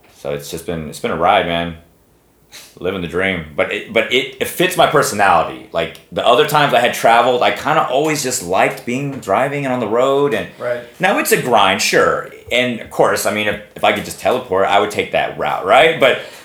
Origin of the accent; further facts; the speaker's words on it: Texas, United States; I'm from Texas